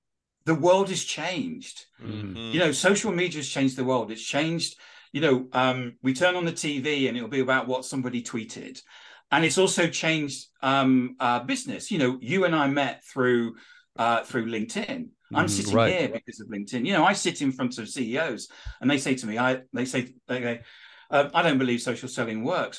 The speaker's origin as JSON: {"language": "English", "region": "Georgia", "country": "United States", "said": "I'm actually from Georgia."}